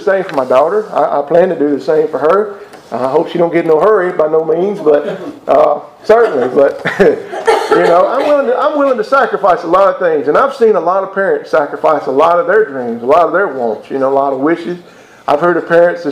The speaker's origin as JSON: {"language": "English", "region": "Mississippi", "country": "United States", "said": "I'm from Mississippi"}